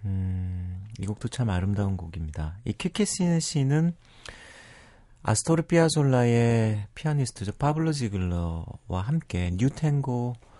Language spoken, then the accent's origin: Korean; Busan, South Korea; also born or lived in Seoul; 저는 고향이 부산이라고 생각하지만, 네. 7살 때 부산에 내려갔어요. 음. 그 태어난 건 서울이고